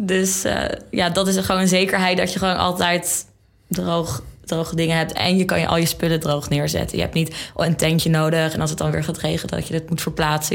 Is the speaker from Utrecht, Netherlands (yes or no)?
no; Zeeland, Netherlands; moved away as an adult; now in Amsterdam, Netherlands; Ik kom uit Zeeland, heel ver